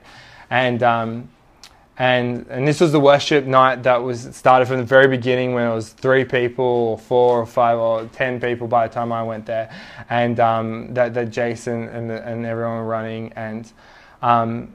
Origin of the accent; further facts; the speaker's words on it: Sydney, New South Wales, Australia; I was born in Mona Vale Hospital